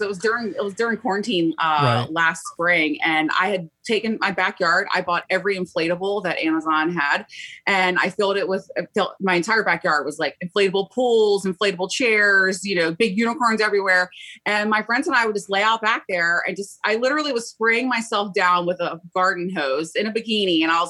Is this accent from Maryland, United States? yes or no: yes; Baltimore, Maryland, United States; I'm from Baltimore, Maryland, and I'm about to turn 40 years old